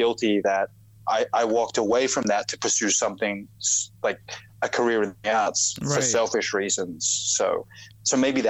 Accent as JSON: {"language": "English", "country": "Australia", "accent": "Australian", "said": "So when I moved here, and even my Australian accent now is pretty diluted, but it was really thick."}